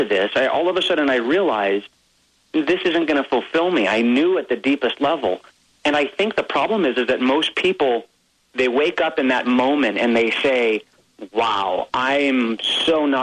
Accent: Hawaii, United States; I grew up in Hawaii, so we had Magnum PI, Hawaii 5-0.

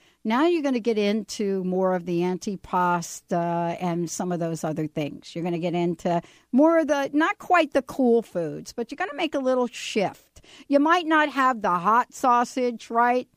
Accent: New Jersey, United States; my home state of New Jersey

